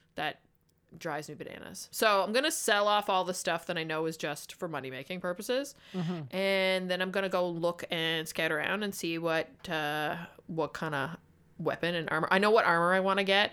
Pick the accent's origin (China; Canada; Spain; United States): Canada; we're Canadian